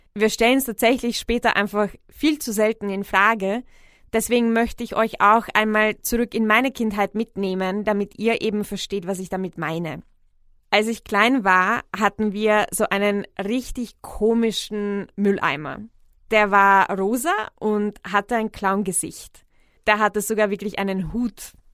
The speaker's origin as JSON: {"language": "German", "country": "Czechia", "tie": "born or raised there", "moved": "yes", "lives_now": "Vienna, Austria", "said": "in Tschechien, wo ich aufgewachsen bin"}